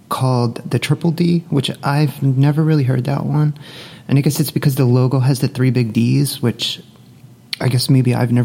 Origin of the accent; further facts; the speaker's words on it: Northeast, United States; moved away as an adult; also born or lived in Dallas-Fort Worth, Texas; now in Dallas, United States; growing up in the Northeast